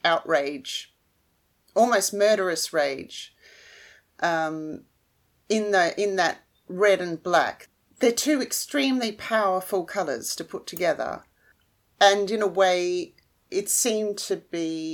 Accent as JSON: {"language": "English", "town": "Melbourne", "region": "Victoria", "country": "Australia", "said": "I'm from Melbourne in Australia"}